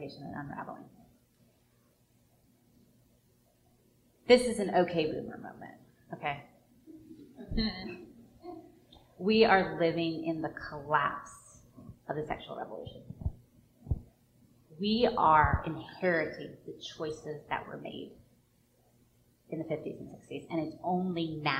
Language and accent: English; the North, United States; now in the South, United States; I grew up in the North, right? But I live in the South